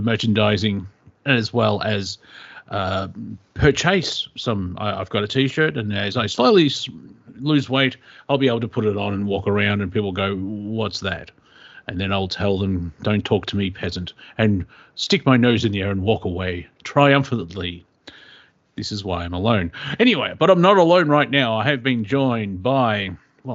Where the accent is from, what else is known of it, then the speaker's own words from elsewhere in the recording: Australia; I'm from Australia